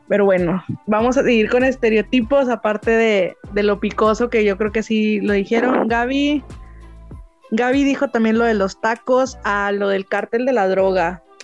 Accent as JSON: {"language": "Spanish", "country": "Mexico", "said": "yo soy de México"}